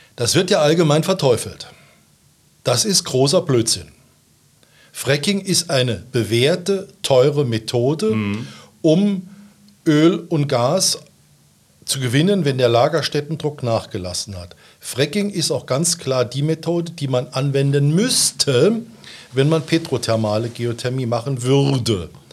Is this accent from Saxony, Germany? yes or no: no; Saarbrücken, Saarland, Germany; also born or lived in Clausthal; bin Saarbrücker, nach dem Abitur in Saarbrücken bin ich zur See gefahren